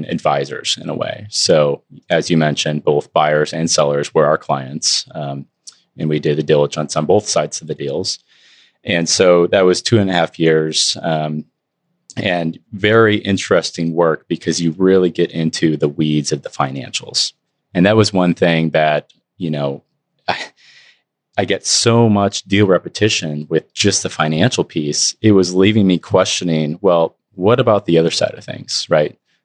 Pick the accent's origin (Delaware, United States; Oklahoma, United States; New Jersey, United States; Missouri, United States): Missouri, United States; Eastern; born and raised in Eastern Missouri